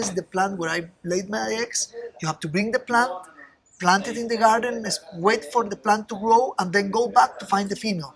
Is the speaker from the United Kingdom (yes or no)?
no; Costa Rica; I was born here in Costa Rica some time ago